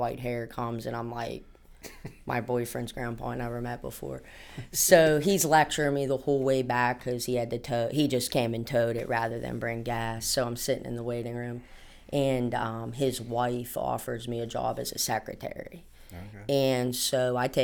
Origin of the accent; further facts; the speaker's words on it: Penn Hills, Pennsylvania, United States; also born or lived in North Bessemer; Born and raised in Penn Hills. I'm actually from North Bessemer